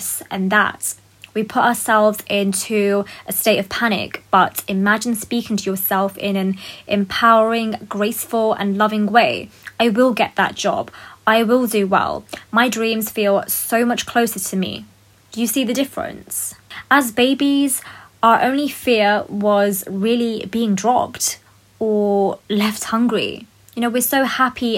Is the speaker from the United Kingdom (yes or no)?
yes; United Kingdom; I love that I'm a British Pakistani woman